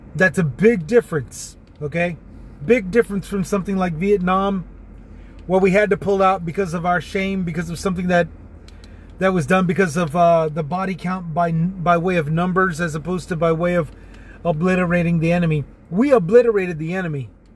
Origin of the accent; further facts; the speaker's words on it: Texas, United States; also born or lived in San Antonio; my home state of Texas